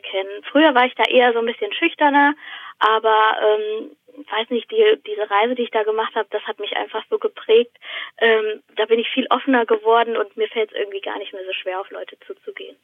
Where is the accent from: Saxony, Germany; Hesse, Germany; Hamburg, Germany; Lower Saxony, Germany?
Hesse, Germany; Weilburg; now in Odenwald, Germany; ich bin in äh, Weilburg an der Lahn aufgewachsen